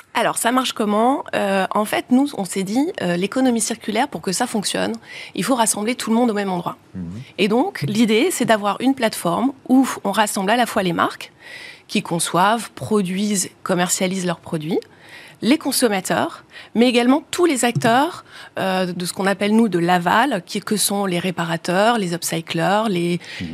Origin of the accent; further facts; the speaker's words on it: the Nord, Hauts-de-France, France; on est originaire du Nord